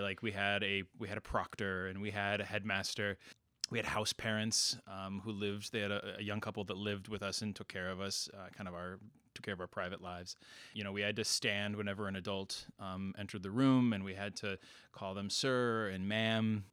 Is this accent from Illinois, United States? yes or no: yes; Princeton, Illinois, United States; moved away; my hometown in Princeton, Illinois